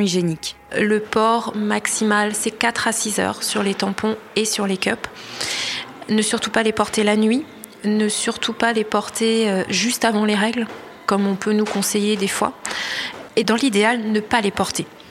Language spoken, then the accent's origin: French; Pays de la Loire, France; Je suis née en Loire-Atlantique, j'ai jamais beaucoup bougé